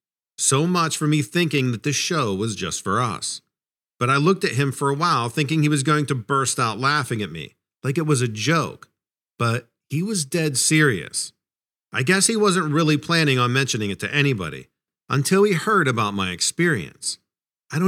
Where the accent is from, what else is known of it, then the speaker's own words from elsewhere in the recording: New England, United States; I grew up in New England, and as you're probably aware, there are plenty of legends up there.